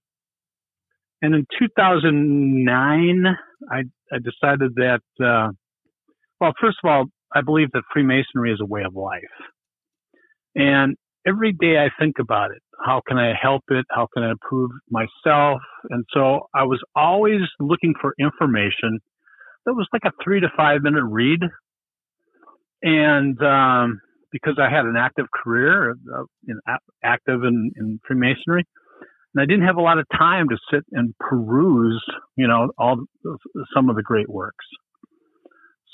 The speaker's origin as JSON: {"language": "English", "region": "Minnesota", "country": "United States", "said": "I'm from Minnesota."}